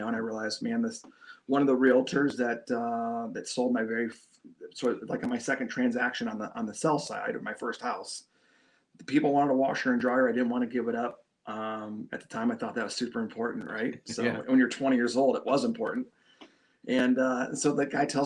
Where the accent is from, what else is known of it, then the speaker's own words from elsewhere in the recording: Shelby Township, Michigan, United States; I grew up in Shelby, you know, good spot, good town, nice in the suburbs of, you know, north of Detroit